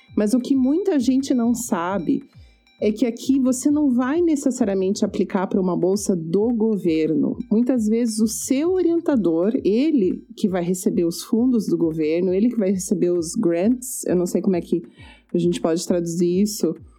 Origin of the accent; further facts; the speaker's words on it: Brazil; moved away as an adult; now in Canada; a gente como brasileiro